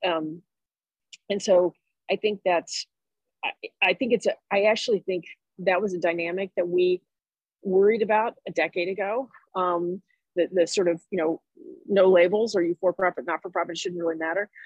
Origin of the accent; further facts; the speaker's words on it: Jacksonville, Florida, United States; moved away; also born or lived in Chicago; I'm from Jacksonville, Florida